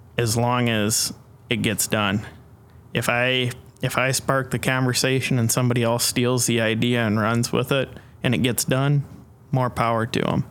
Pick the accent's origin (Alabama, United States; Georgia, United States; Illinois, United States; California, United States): Illinois, United States; Dixon; also born or lived in Urbana-Champaign, Illinois; I was uh, born and raised in the Dixon area on a small farm just outside of Dixon